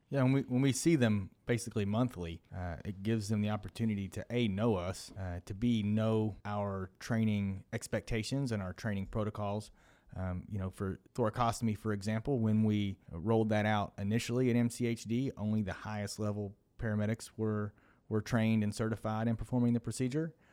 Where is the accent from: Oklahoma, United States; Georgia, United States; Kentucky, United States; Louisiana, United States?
Kentucky, United States; Williamsburg; moved away; I am from Williamsburg, Kentucky.